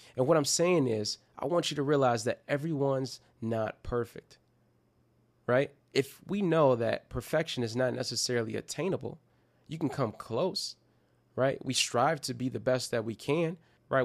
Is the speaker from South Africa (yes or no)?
no; Detroit, Michigan, United States; my hometown team is Detroit Pistons